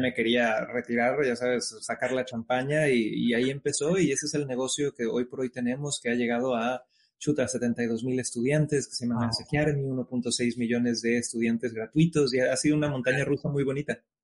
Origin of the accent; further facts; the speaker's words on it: Cancún, Quintana Roo, Mexico; moved away as an adult; now in New York, United States; yo soy originario de Cancún, México, padre chileno, madre mexicana